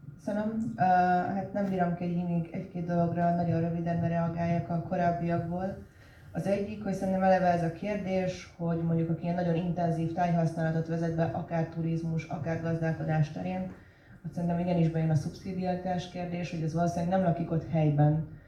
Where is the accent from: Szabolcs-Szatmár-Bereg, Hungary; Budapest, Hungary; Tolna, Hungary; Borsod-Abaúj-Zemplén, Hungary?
Budapest, Hungary; moved away as an adult; a Budapest iránt, ahol felnőttem